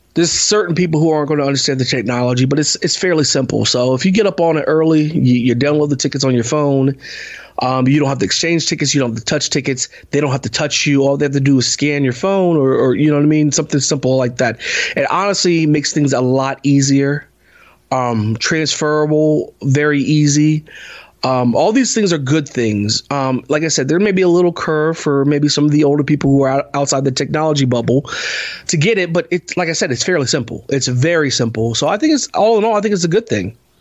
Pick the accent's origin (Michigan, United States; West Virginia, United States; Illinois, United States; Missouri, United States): West Virginia, United States; Parkersburg; we're from Parkersburg. We lived in uh, a community called uh, Parkerstown, little development.